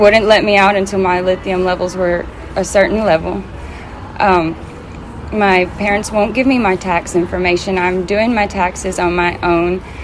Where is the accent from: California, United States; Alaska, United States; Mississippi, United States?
Mississippi, United States; Meridian; moved away as an adult; also born or lived in Florida / Tennessee; I was born in Meridian, Mississippi